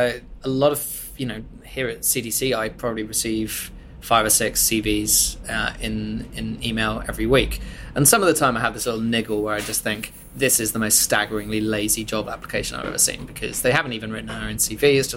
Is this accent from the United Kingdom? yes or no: yes; Bath, South West England, United Kingdom; industry from Bath, less than 100 miles from what is probably the drinks capital of the world, and I'm a British national.